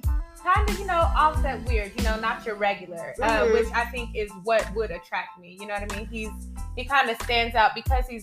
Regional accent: Kansas, United States; now in Washington, D.C., United States; I'm from Kansas

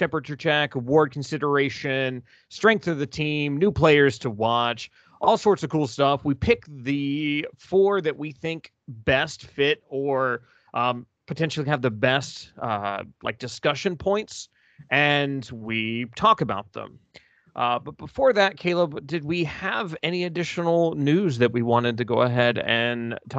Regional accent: Tennessee, United States; also born or lived in Oklahoma; Because Tennessee, that's my hometown team. And then OU was kind of my family's adopted team by virtue of us living in Oklahoma for a while.

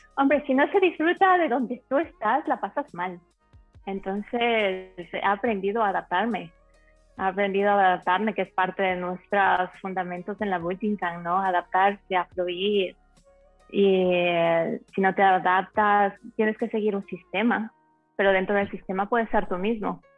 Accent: Ecuador; moved away as an adult; also born or lived in Spain / Telde, Gran Canaria, Spain; now in Miami, United States; originalmente soy de Ecuador, nací en Ecuador, a los 19 años me mudé a España.

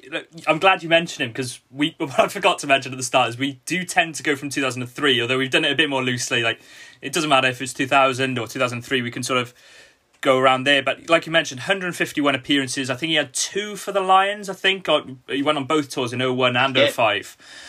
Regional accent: Wales, United Kingdom

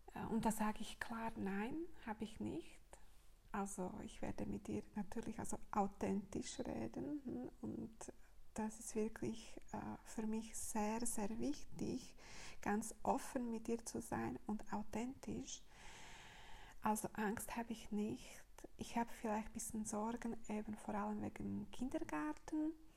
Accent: Slovakia; moved away; meine Heimat ist äh, Slowakei

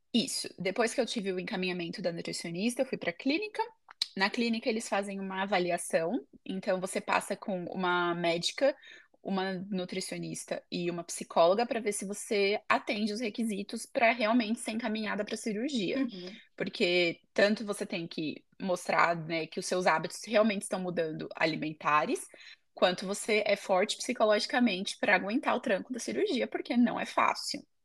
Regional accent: São Paulo, Brazil; moved away as an adult; also born or lived in United States; now in Ede, Netherlands; eu sou de São Paulo, no Brasil

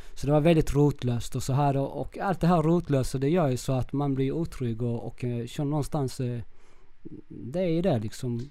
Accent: Kristianstad, Skåne, Sweden; accent: Skånska; moved away as an adult; also born or lived in Viña del Mar, Chile / Vallentuna, Sweden; now in Södertälje, Sweden; jag är från Kristianstad, eh, mm. Skåne mm. och jag var, då bodde jag i, i Gamlegården. Jag är uppvuxen på Gamlegården

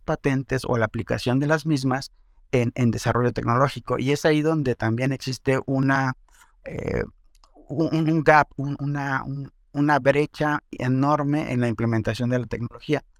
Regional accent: Mexico; soy mexicano

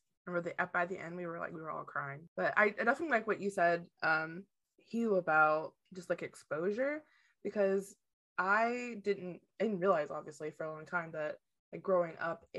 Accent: Appalachia, United States; seeing that the world is not just my little like hovel in rural Appalachia.

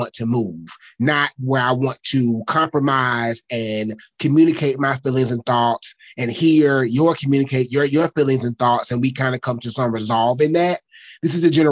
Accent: South Carolina, United States; I'm from South Carolina. I'm from the country

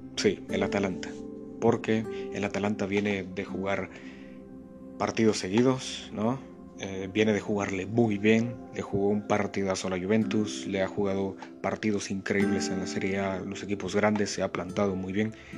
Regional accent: Guatemala; aquí en mi país, el buen Chapín

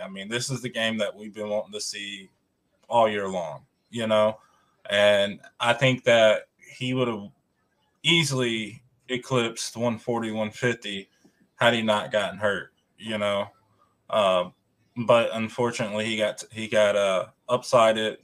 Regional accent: Tennessee, United States; I'm from Tennessee

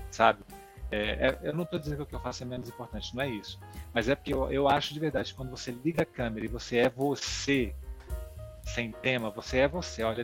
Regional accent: Brasília, Federal District, Brazil; Como eu sou de Brasília, uhum. o sotaque já vem mais ou menos neutralizado.

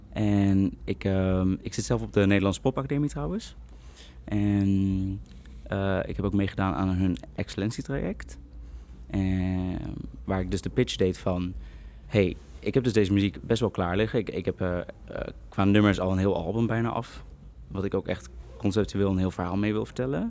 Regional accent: Utrecht, Netherlands; ik kom dus uit Utrecht

